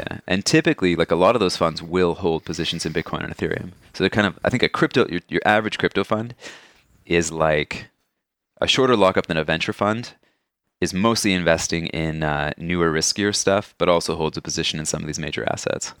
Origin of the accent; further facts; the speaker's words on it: Canada; as a Canadian